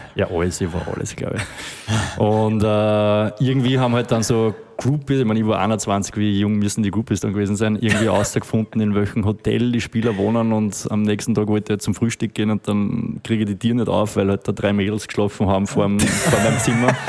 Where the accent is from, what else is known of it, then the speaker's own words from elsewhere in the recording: Steyr, Upper Austria, Austria; now in Vienna, Austria; ich bin aus Steyr